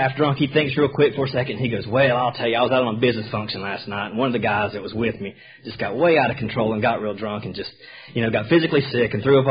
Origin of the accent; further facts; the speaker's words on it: Sherrills Ford, North Carolina, United States; also born or lived in Charlotte, North Carolina / Richmond area, Virginia / Dothan, Alabama; now in Roswell, United States; in 1981, we moved back to North Carolina, about 45 minutes northwest of Charlotte, in a little place called Sherrill's Ford, North Carolina, way out in the middle of the country